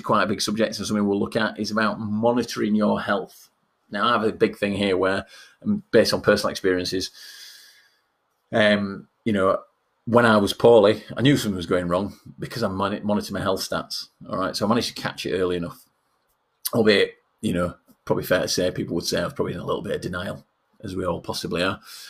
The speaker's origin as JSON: {"language": "English", "region": "Yorkshire and the Humber", "country": "United Kingdom", "accent": "Yorkshire", "said": "being a Yorkshireman"}